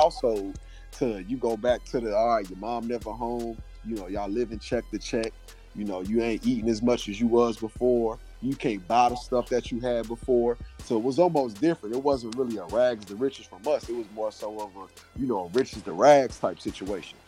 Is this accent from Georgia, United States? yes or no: yes; Atlanta, Georgia, United States; moved away as an adult; also born or lived in Decatur, Georgia / Stone Mountain, Georgia; now in Columbia, United States; I'm originally from Atlanta, Georgia, a little bit outside of Atlanta, so Decatur, Stone Mountain, Georgia area